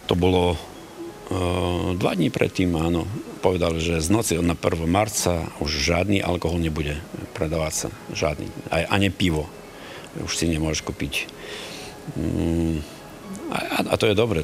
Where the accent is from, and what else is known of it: Ukraine